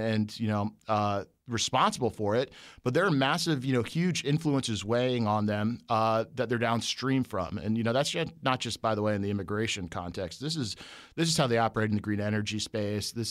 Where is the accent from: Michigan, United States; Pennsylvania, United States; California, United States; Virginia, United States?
Virginia, United States; Northern; I'm from Northern Virginia